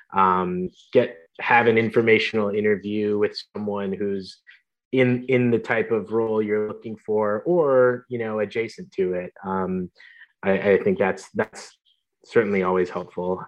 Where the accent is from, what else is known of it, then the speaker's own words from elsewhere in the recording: Michigan, United States; moved away as an adult; also born or lived in Los Angeles; born and raised in Michigan